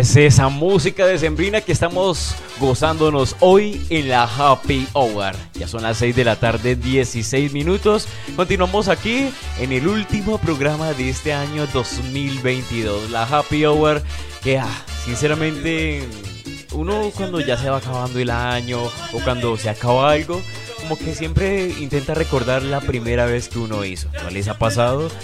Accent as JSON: {"language": "Spanish", "town": "Cali", "region": "Valle del Cauca", "country": "Colombia", "said": "aquí estamos de locales"}